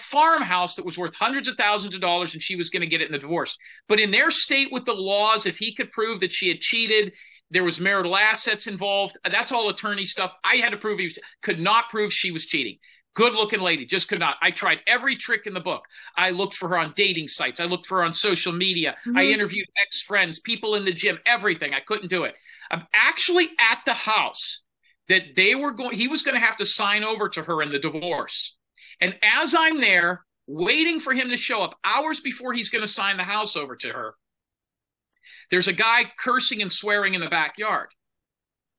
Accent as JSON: {"language": "English", "town": "Clearwater Beach", "region": "Florida", "country": "United States", "tie": "born or raised there", "said": "I grew up in Clearwater Beach, Florida"}